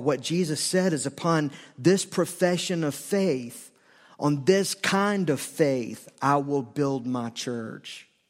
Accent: the South, United States; I grew up in the South. not the dirty South, but the South

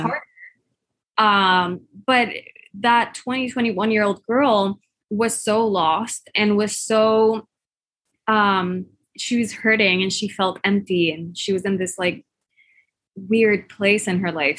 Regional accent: Puerto Rico; I'm from Puerto Rico, where curves are our beauty standard.

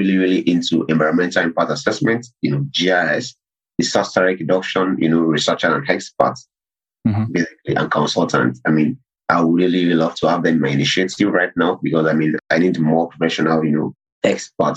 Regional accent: Nigeria; my home country, Nigeria

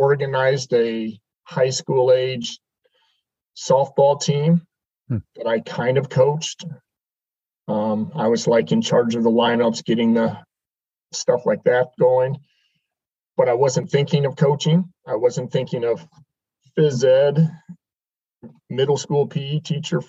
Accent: Fort Wayne, Indiana, United States; now in Kansas City, United States; I grew up in Fort Wayne, Indiana.

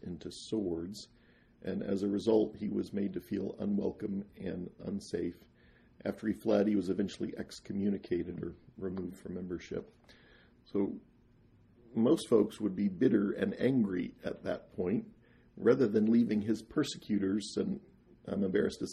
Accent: eastern Jackson County, Missouri, United States; moved away as an adult; also born or lived in Kirtland, Ohio; now in Nauvoo, United States; born and raised in Jackson County, 15 years in Kirtland, Ohio.

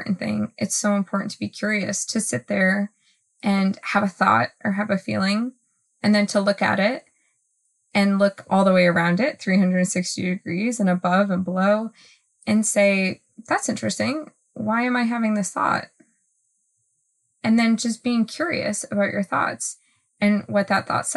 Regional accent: Northeast, United States; I'm from the Northeast

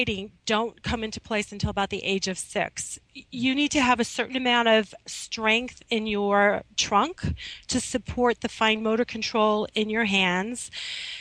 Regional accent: Midwest, United States; now in Manhattan, United States; when I was growing up in the Midwest

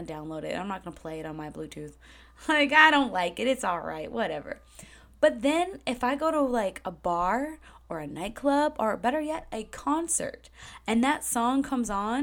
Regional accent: New Hampshire, United States; moved away; I grew up in New Hampshire

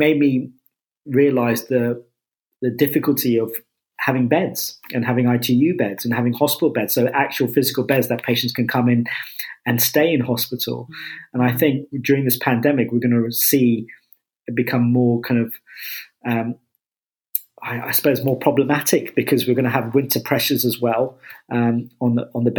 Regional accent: Enfield, London, United Kingdom; moved away; I'm from kind of Enfield and Chase Farm

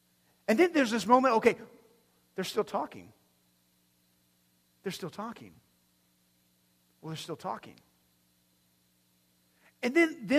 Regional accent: Amarillo, Texas, United States; we come down from Amarillo, the Texas Panhandle area

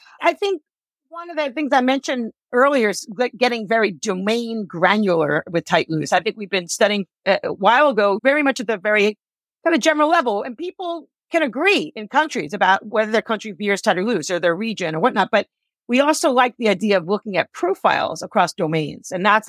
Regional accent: New York, United States; I'm a New Yorker, so I curse a lot.

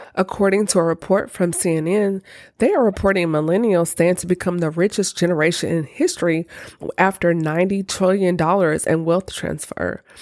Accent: Nashville, Tennessee, United States; my hometown, Nashville, Tennessee

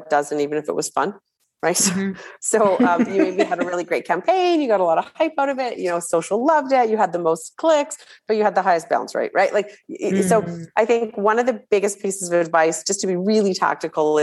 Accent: Canada; we're Canadian

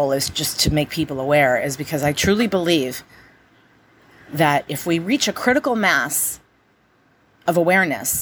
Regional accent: United States; I'm an American

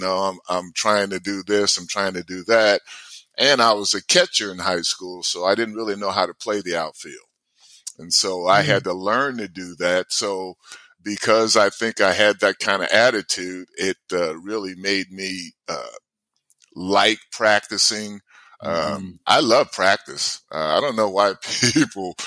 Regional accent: New Jersey, United States; also born or lived in Alabama; when I first got to Jersey, I was coming from Alabama

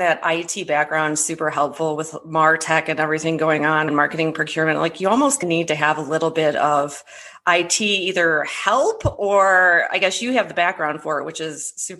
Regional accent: Midwest, United States; I'm from the Midwest

